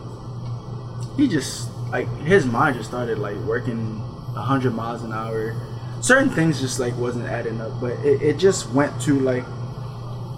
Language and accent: English; Florida, United States; I'm from Florida